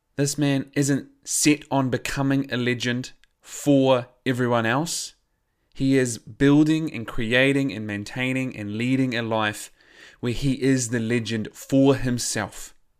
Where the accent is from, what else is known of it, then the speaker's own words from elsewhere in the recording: New Zealand; accent: New Zealand; I am a New Zealander